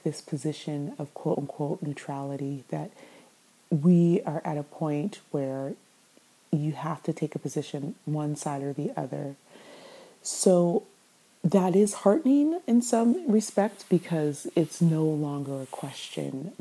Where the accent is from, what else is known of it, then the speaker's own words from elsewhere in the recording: San Francisco, California, United States; I grew up in the U.S. in San Francisco, California